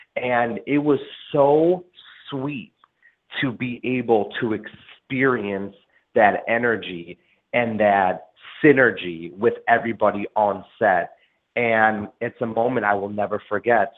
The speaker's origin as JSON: {"language": "English", "town": "Des Plaines", "region": "Illinois", "country": "United States", "tie": "born or raised there", "also_born_or_lived": "Chicago / Park Ridge", "said": "was born in Chicago and I grew up between Park Ridge and Des Plaines"}